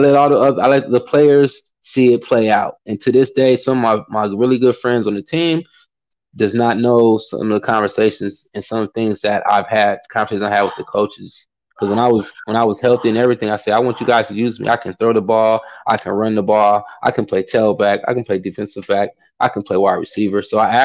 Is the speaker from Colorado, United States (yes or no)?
no; California, United States; moved away as an adult; I come from California